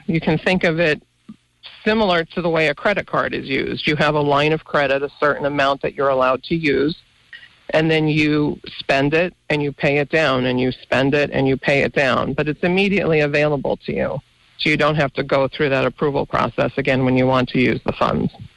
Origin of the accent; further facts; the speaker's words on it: Mountain Top, Pennsylvania, United States; I grew up in Mountaintop